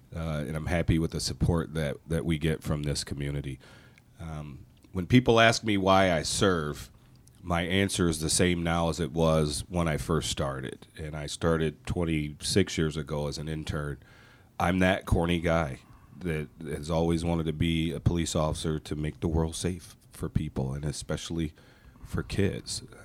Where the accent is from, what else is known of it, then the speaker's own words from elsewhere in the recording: Michigan, United States; moved away as an adult; now in Minnesota, United States; I am a transplant from the great state of Michigan. I was not born and raised in Minnesota, but I lived here far longer than I did in my own home state. I came here to go to college and never never went back.